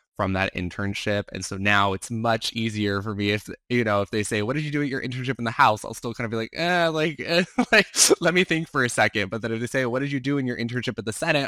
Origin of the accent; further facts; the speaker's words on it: Arizona, United States; I'm from Arizona, I was working for an Arizona senator